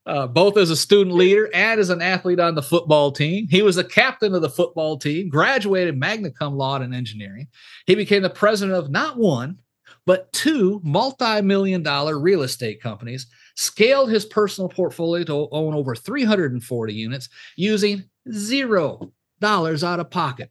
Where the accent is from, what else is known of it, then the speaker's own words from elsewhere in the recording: Michigan, United States; moved away; also born or lived in Louisiana / Texas; where I grew up, up, up in Yep, Michigan.